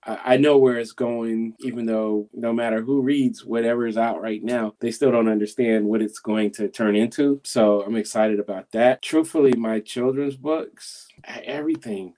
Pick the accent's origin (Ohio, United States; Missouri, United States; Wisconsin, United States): Missouri, United States; I'm from Missouri. I live there and my family's from there